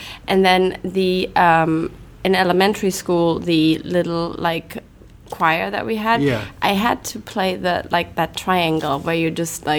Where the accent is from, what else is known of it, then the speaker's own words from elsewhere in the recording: Cologne, North Rhine-Westphalia, Germany; now in United States; Cologne. I was born and raised in Germany